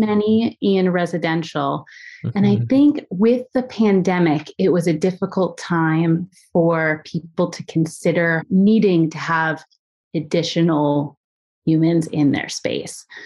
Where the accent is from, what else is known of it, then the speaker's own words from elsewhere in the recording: Philadelphia, Pennsylvania, United States; I grew up in the, the suburbs of Philadelphia